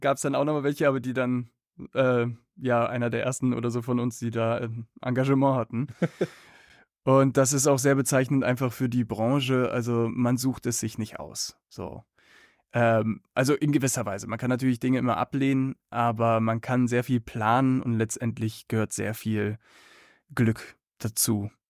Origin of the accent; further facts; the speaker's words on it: Cologne, North Rhine-Westphalia, Germany; Also ich bin in Köln aufgewachsen